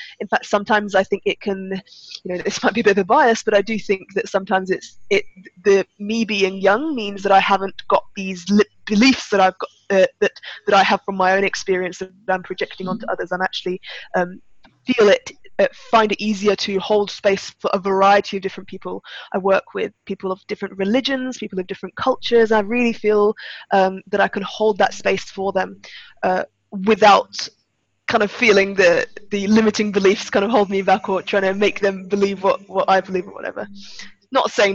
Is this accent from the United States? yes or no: no; Turkey; now in United Kingdom; I was actually born in Turkey, so I'm half English, half Turkish, but I spent most of my childhood there, and but now I'm based in the UK